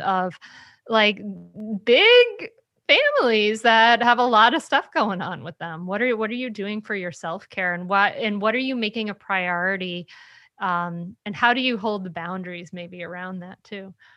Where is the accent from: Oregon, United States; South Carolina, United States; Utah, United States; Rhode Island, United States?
Rhode Island, United States; now in Delaware, United States; I grew up in Rhode Island, the smallest state, and now I live in Delaware, the second smallest state